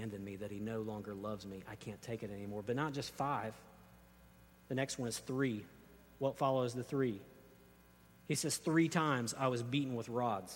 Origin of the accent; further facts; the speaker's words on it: United States; as modern American readers